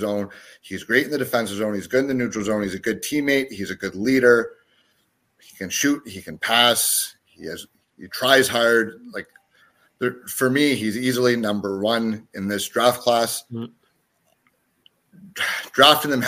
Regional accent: the Maritimes, Canada; I was born in the Maritimes

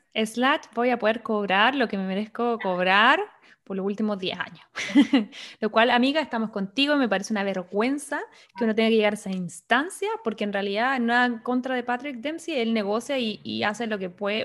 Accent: Chile; now in United States; yo como buena chilena

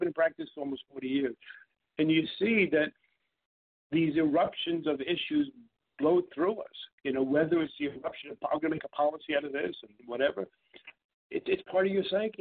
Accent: New York, United States; I grew up in New York and Brooklyn

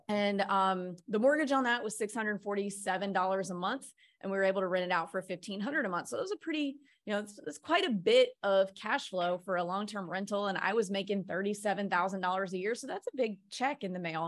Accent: Mississippi, United States; moved away; also born or lived in New York City / Nashville; I'm from Mississippi

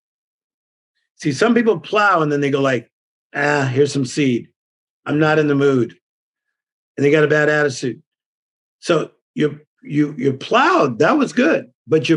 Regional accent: Compton, California, United States; I'm from Compton.

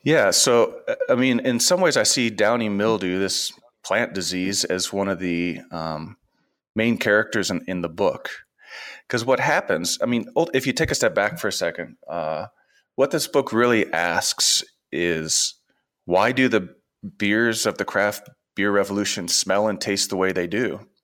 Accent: Portland, Oregon, United States; moved away as an adult; also born or lived in Nevada; now in New Mexico, United States; I was raised in Portland, Oregon

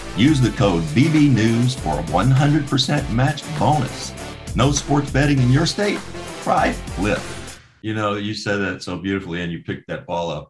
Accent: Owensboro, Kentucky, United States; I'm from Owensboro.

